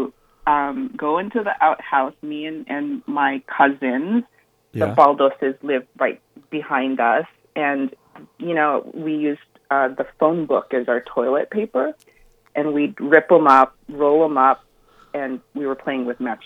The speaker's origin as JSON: {"language": "English", "area": "Kohala", "region": "Hawaii", "country": "United States", "tie": "born or raised there", "also_born_or_lived": "Portland, Oregon / Bay Area, California", "moved": "as an adult", "lives_now": "San Francisco Bay Area, United States", "said": "I was born and raised in Kohala"}